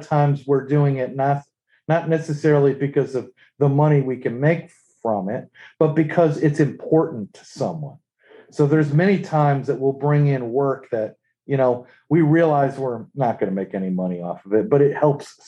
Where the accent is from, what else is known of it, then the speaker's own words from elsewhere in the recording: New England, United States; moved away as an adult; also born or lived in Worcester, Massachusetts; now in North Carolina, United States; I'm originally from New England